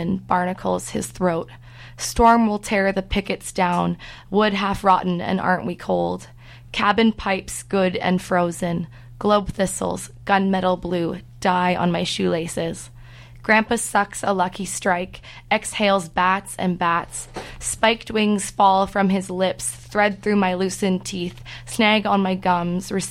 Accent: Ottawa, Ontario, Canada; also born or lived in Vancouver, Canada / Saskatchewan, Canada; I was born in Vancouver, actually. I moved to Ottawa when I was 10. Spent I consider myself from there because I have the sharpest childhood memories from Ottawa

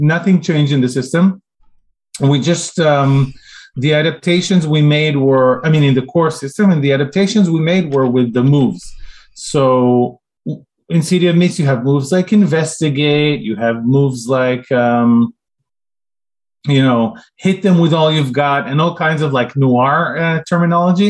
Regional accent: Israel; moved away as an adult; now in United States; When I grew up in Israel, we got a lot of like those Japanese-French combo shows in the 80s

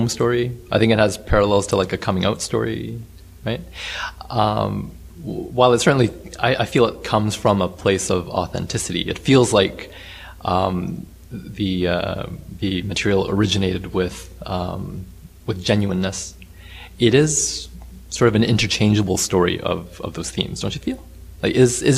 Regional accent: Vancouver, British Columbia, Canada; growing up in Vancouver, where there are a lot of visible minorities in the mix

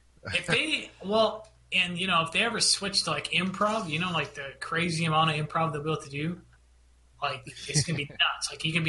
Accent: Minnesota, United States; I'm from Minnesota.

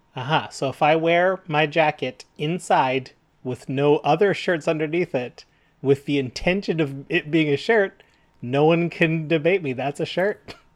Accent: Canada; We're proud Canadian

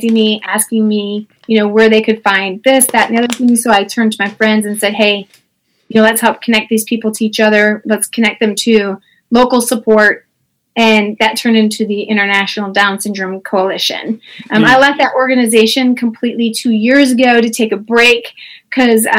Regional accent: LaGrange, Beverly, Palos Heights, Illinois, United States; now in Memphis, United States; I was from LaGrange. I grew up then in Beverly. Yeah. For a short while, and then Palos Heights.

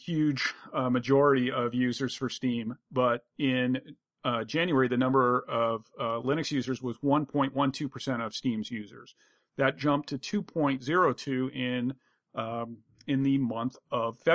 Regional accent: United States; first language English; as an English-speaking American who is unilingual

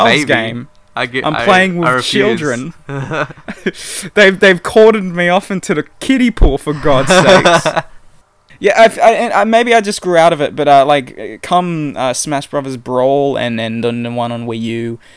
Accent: New South Wales, Australia; also born or lived in Queensland; we moved down from Queensland when I was a very little child to New South Wales, and we moved into this new house.

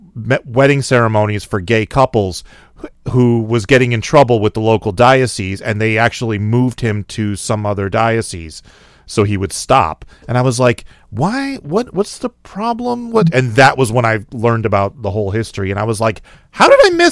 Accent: Connecticut, United States; moved away as an adult; also born or lived in Rochester; I grew up in Connecticut, which is a far more liberal state than others, maybe

